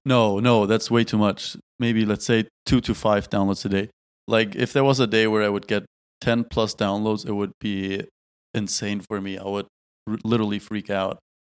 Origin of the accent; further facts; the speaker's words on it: Tübingen, Baden-Württemberg, Germany; moved away as an adult; now in Berlin, Germany; back in our beautiful hometown in Tübingen. Now I'm back home in Berlin.